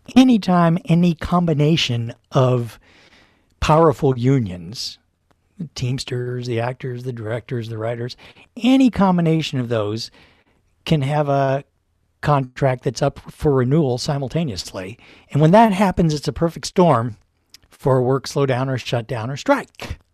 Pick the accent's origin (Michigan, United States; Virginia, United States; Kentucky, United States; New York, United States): Kentucky, United States; Louisville; moved away; my hometown, Louisville, Kentucky